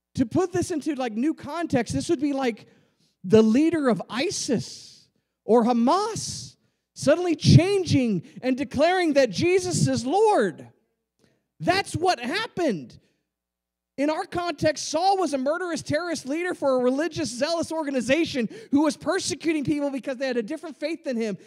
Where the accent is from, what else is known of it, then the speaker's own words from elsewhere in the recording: Rio Grande Valley, Texas, United States; I grew up in the in the Rio Grande Valley.